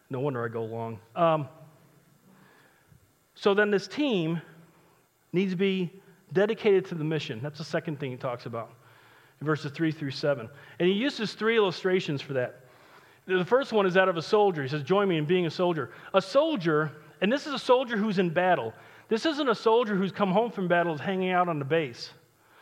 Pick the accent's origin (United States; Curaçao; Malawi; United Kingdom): United States